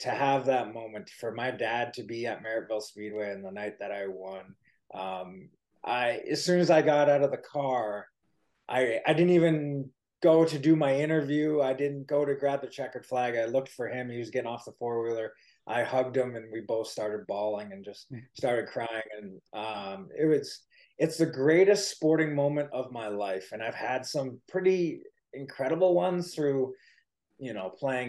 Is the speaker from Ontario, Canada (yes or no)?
yes; Waterloo, Ontario, Canada; I was born and raised in Waterloo, Ontario